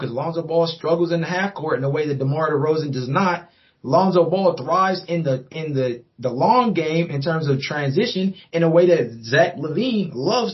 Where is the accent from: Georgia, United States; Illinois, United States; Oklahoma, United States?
Georgia, United States; also born or lived in DMV (Washington, D.C. area); now in Washington, D.C. area, United States; I'm an East Coast kid, right? So I was born in Georgia. Born in Georgia, raised as a Bulls